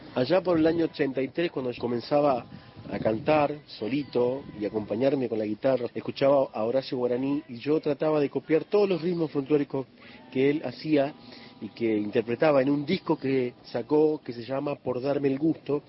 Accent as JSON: {"language": "Spanish", "town": "Coronda", "region": "Santa Fe", "country": "Argentina", "tie": "born or raised there", "also_born_or_lived": "Buenos Aires", "moved": "yes", "said": "en Coronda, en mi pueblo."}